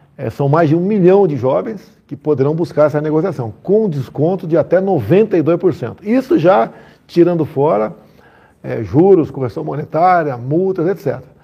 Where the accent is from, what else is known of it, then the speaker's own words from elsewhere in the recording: Southeast Brazil, Brazil; eu sou aqui do Sudeste, né?